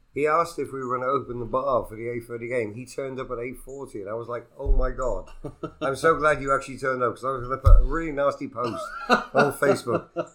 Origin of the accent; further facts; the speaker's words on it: Wales, United Kingdom; As a Welsh boy, I wanted Scotland to win this game.